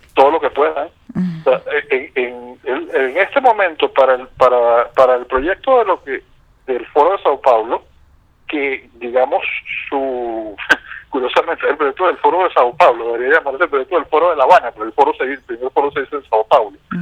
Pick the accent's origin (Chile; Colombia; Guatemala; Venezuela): Venezuela; los venezolanos